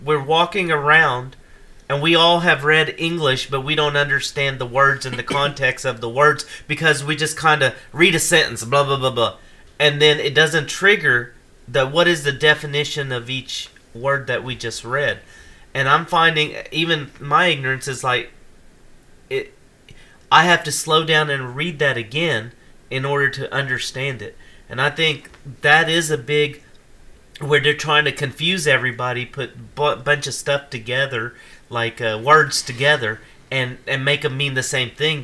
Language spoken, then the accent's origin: English; Ashland, United States; my years growing up in Ashland